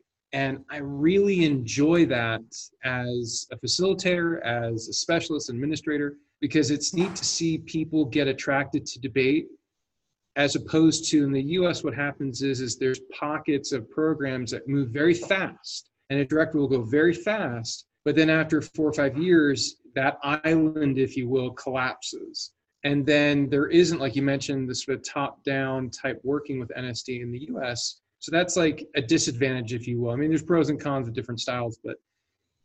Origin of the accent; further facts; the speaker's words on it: East Coast, United States; now in Intermountain West, United States; Growing up on the East Coast, coming into the Intermountain West